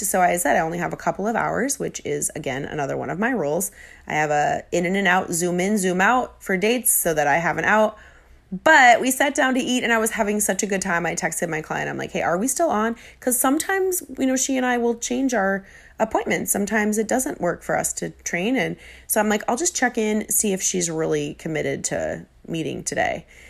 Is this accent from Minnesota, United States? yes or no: yes; Minnesota, United States; I'm from Minnesota